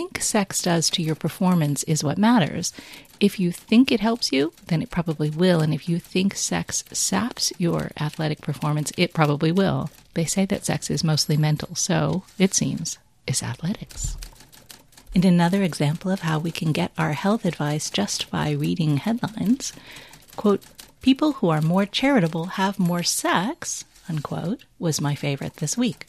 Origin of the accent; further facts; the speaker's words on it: United States; as an American